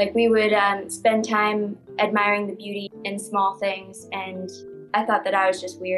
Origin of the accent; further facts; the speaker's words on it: Anchorage, Alaska, United States; moved away; I'm originally from Anchorage, Alaska.